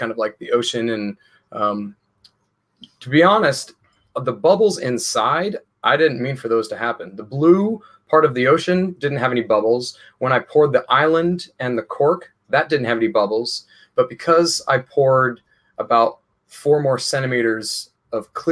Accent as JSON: {"language": "English", "town": "Portland", "region": "Oregon", "country": "United States", "moved": "as an adult", "lives_now": "London, United Kingdom", "said": "I'm from Portland, Oregon, on the West Coast."}